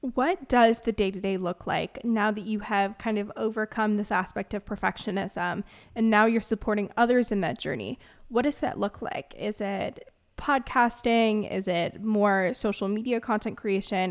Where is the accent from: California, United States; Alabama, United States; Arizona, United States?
California, United States; Bay Area; I'm from the Bay Area, which is like perfectionism on steroids